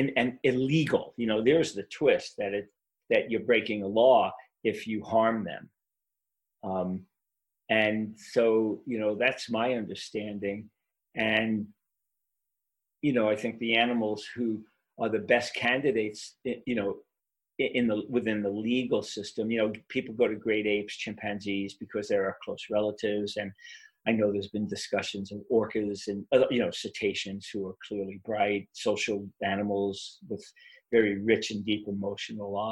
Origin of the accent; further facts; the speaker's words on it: New York City, New York, United States; also born or lived in South Shore of Long Island, New York; now in Boulder, United States; I grew up in Brooklyn, New York